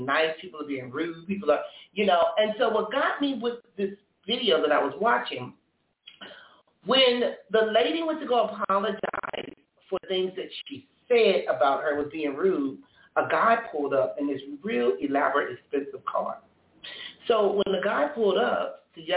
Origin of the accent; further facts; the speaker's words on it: Compton, California, United States; I was growing up in Compton